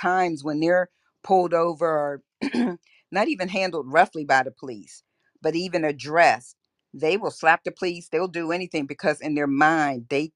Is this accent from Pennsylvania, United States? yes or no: yes; Pennsylvania, United States; moved away; I'm originally from Pennsylvania, which is predominantly white. And so when you kind of grow up in that environment